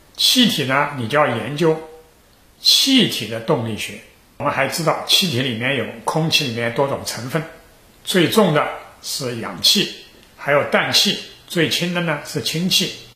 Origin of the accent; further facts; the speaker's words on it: China; 我们中国人